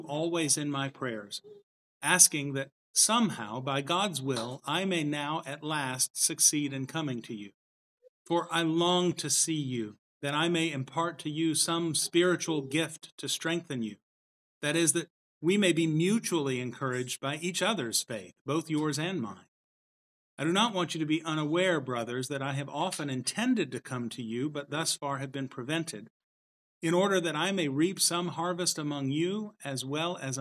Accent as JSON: {"language": "English", "region": "the South", "country": "United States", "lives_now": "Rogers, Arkansas, United States", "said": "I'm from the South"}